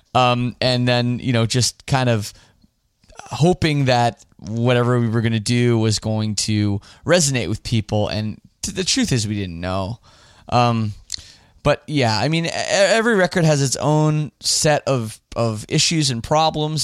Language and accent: English; Toronto, Ontario, Canada; my hometown of Toronto